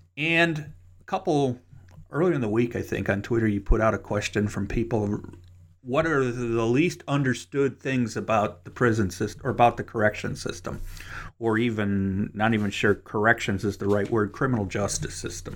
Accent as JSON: {"language": "English", "town": "Cleveland", "region": "Ohio", "country": "United States", "tie": "born or raised there", "moved": "as an adult", "lives_now": "Kentucky, United States", "said": "that's my hometown"}